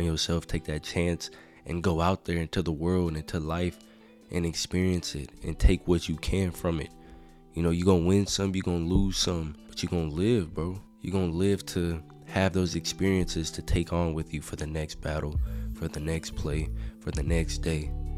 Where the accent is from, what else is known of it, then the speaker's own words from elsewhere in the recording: Texas, United States; I'm from Texas, man. We do everything bigger here